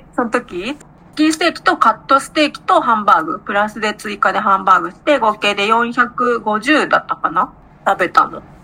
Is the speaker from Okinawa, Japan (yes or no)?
no; Aichi, Japan; accent: Nagoya dialect; 私は愛知なんでどちらかというと名古屋弁は使う方ですね